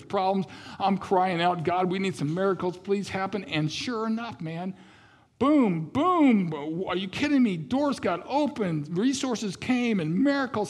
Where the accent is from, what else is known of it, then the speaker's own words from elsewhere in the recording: Kansas City, Missouri, United States; I grew up in Kansas City, Missouri